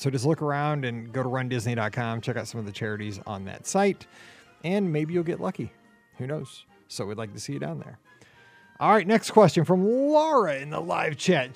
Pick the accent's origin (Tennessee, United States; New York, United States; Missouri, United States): Missouri, United States; I'm from Missouri